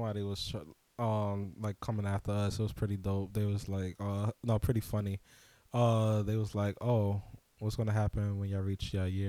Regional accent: Queens, New York, United States; We come from Queens. We already work with y'all.

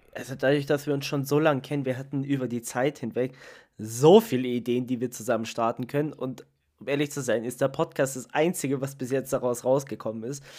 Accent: Italy; ich bin Italiener

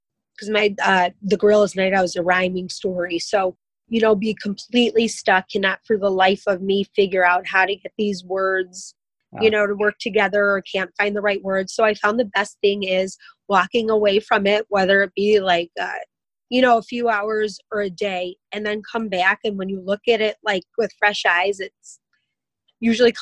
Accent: Chicago, Illinois, United States; my hometown of Chicago or my hometown city

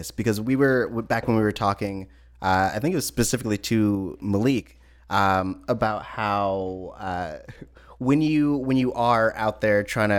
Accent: California, United States; I'm from California.

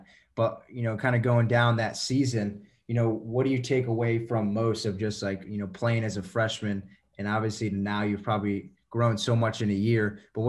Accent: Northern Virginia, United States; growing up in Northern Virginia, right outside of DC

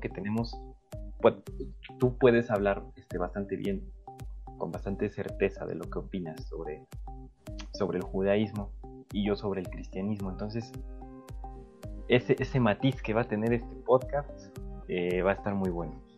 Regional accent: Mexico; nosotros como mexicanos nacimos en México

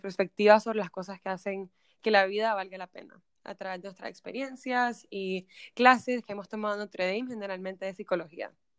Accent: Nicaragua; moved away as an adult; now in United States; soy de Nicaragua

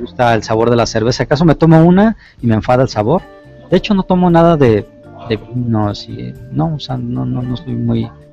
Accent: Guadalajara, Jalisco, Mexico; yo soy de aquí, de Guadalajara, Jalisco, México

